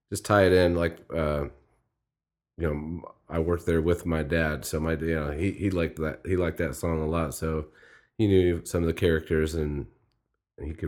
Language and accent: English; Midwest, United States; I'm from the Midwest